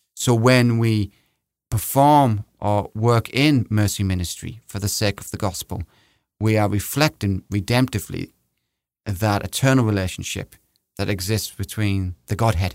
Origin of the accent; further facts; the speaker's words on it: England, United Kingdom; now in United States; We're both English here